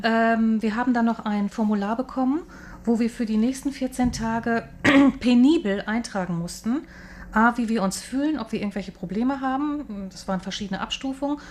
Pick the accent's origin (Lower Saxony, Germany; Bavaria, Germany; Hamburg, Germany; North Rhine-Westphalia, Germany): Hamburg, Germany; moved away as an adult; now in Taipei, Taiwan; Also ich komme eigentlich aus Hamburg oder lebe